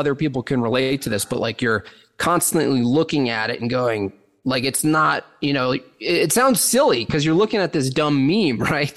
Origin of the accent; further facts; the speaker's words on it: the Catskills, New York, United States; moved away; I was born in the Catskills, New York